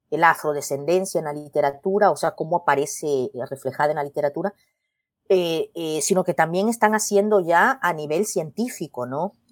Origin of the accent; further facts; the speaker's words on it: El Salvador; yo le digo, ah, yo soy de El Salvador, ¿y, tú?